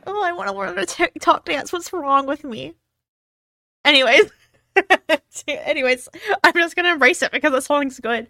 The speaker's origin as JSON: {"language": "English", "region": "Texas", "country": "United States", "tie": "born or raised there", "said": "growing up because of where I'm from. Since I'm from Texas"}